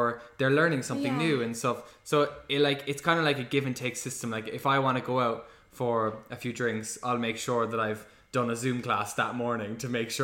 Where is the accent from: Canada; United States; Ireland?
Ireland; Cork, Munster; born or raised there; moved away as an adult; also born or lived in London